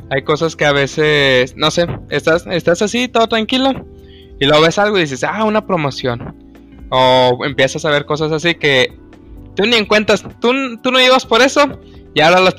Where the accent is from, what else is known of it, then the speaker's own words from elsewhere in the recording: Mexico; also born or lived in Nuevo León; toco madera como buen mexicano.